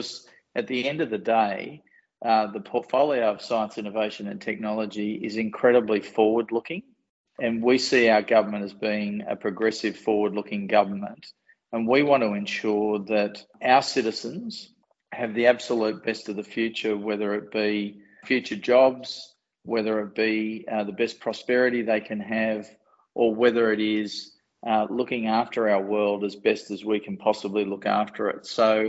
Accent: Newcastle, New South Wales, Australia; I actually grew up in a non-National Party regional area.

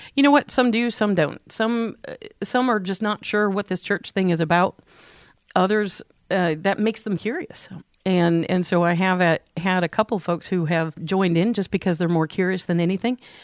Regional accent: St. Louis, Missouri, United States; moved away; I grew up in Saint Louis

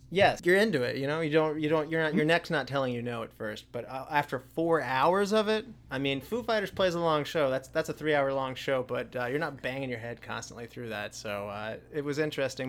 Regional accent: Charleston, West Virginia, United States; Chad and I, we grew up in Charleston, West Virginia

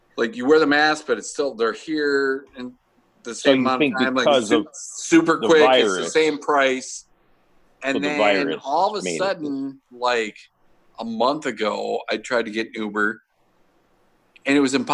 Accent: Schaumburg, Illinois, United States; And then I'm from Schaumburg, and I didn't know you could turn left on a one way.

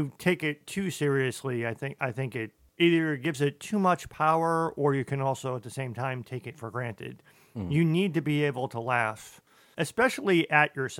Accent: Boston, Massachusetts, United States; moved away; I'm originally from Boston

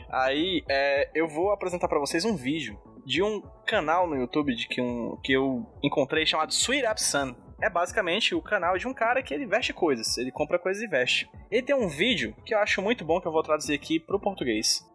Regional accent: Brazil; eu sou brasileiro

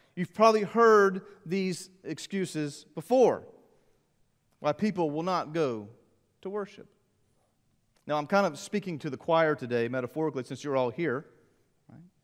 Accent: Columbia, South Carolina, United States; Growing up in Columbia, the Gamecock games

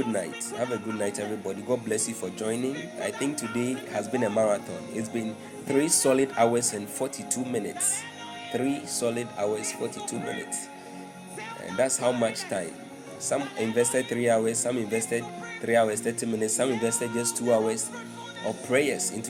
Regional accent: Tema, Greater Accra, Ghana; Tema. Okay, that's where I live. That's where I come from, actually. That's where I live.

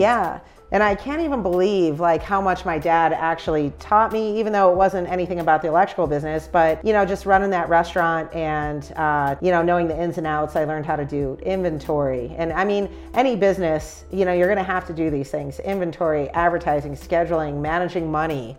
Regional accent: Chicago, Illinois, United States; I'm from Chicago

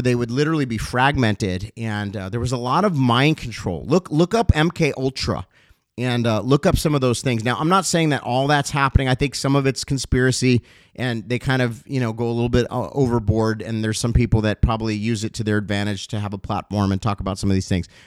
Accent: Los Angeles, California, United States; also born or lived in Cincinnati, Ohio; So I moved from Cincinnati, Ohio, where I was born, to Los Angeles, I think, at the young age of around eight years old or so.

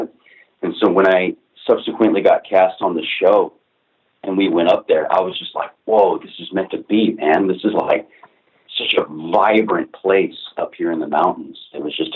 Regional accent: Seattle, Washington, United States; I grew up in West Seattle

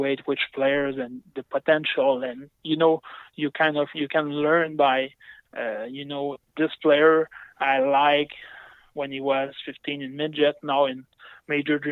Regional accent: Saguenay, Quebec, Canada; I'm from Chicoutimi, and my parents were billets for the Saguenay during, I would say, close to 20 years

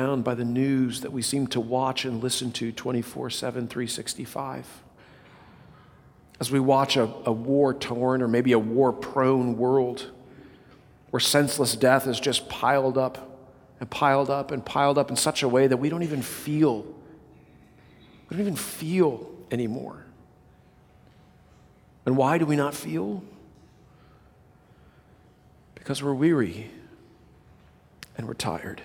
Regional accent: Southern California, United States; I was born in Southern California

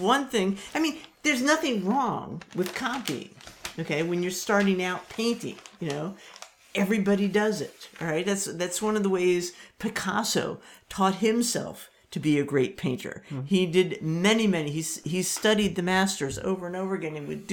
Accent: Maryland, United States; I grew up in Maryland

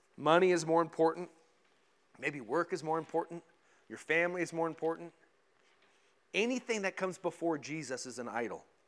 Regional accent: Colorado, United States; when I was a kid, uh, I grew up in Colorado

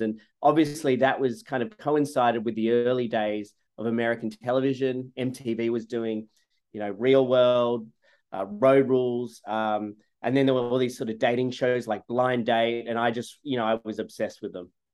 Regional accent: Sydney, New South Wales, Australia; moved away as an adult; also born or lived in Gainesville, Florida; now in United States; I grew up in Sydney, Australia, in the suburbs

